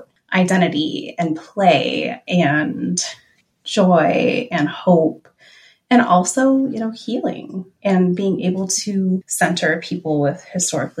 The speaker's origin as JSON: {"language": "English", "town": "Los Angeles", "region": "California", "country": "United States", "tie": "born or raised there", "also_born_or_lived": "Oakland / Twin Cities", "moved": "as an adult", "lives_now": "Minneapolis, United States", "said": "growing up in Southern California, my grandparents moved from Tuishan, which is in southern China. They immigrated to the U.S. and they immigrated through Angel Island into San Francisco and eventually moved from San Francisco to Los Angeles. And that's, you know, where I was raised."}